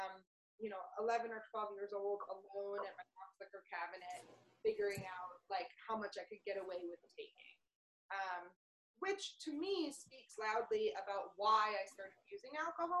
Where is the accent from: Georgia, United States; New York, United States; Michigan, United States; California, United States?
New York, United States; New York City; I grew up in New York City